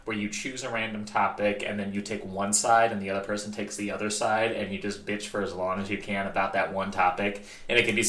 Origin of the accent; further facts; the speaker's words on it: Midwest, United States; I grew up in the Midwest